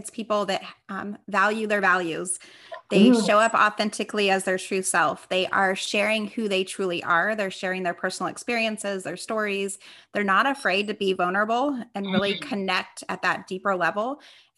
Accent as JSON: {"language": "English", "town": "Las Vegas", "region": "Nevada", "country": "United States", "tie": "born or raised there", "moved": "yes", "lives_now": "Temecula, United States", "said": "I am born and raised in Las Vegas, Nevada, but I currently live in Temecula, California."}